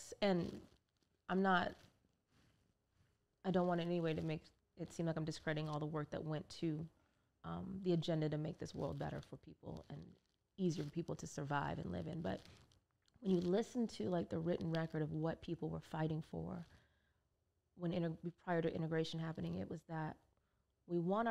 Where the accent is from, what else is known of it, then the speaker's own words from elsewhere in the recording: Orange County, California, United States; moved away; I grew up in Orange County, California, where it was a cultural wasteland